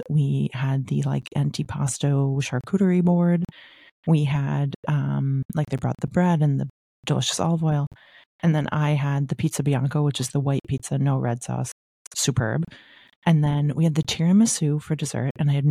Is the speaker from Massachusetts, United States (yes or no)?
yes; Newtonville, Massachusetts, United States; called Mita, which was originally in the South End in Boston and then opened a suburban location in my hometown of Newtonville, Massachusetts.